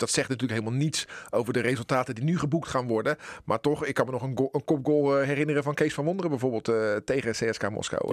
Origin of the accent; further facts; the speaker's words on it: Netherlands; als Nederlanders